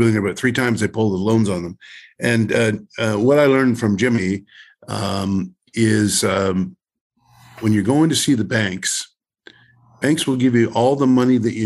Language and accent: English; Cranbrook, British Columbia, Canada; my hometown of Cranbrook